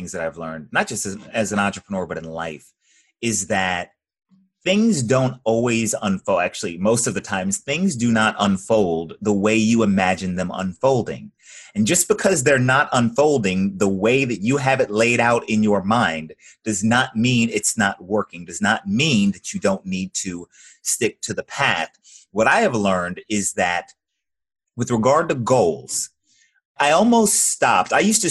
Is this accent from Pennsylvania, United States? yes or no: no; Georgia, United States; Just north of Atlanta, Georgia.